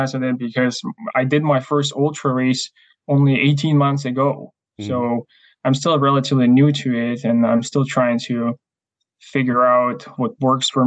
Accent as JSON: {"language": "English", "country": "Ukraine", "also_born_or_lived": "Canada", "second_language": "English", "moved": "as an adult", "lives_now": "Chilliwack, Canada", "said": "I'm originally from Ukraine, came to Canada just under 8 years ago."}